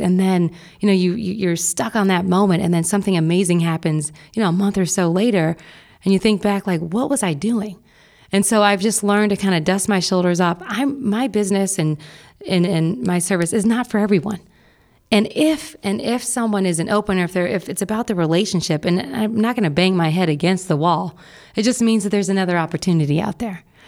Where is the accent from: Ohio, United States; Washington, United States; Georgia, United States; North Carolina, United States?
Ohio, United States; Bexley; also born or lived in Atlanta / San Francisco / Miami; I grew up in Bexley and attended the Wellington School for high school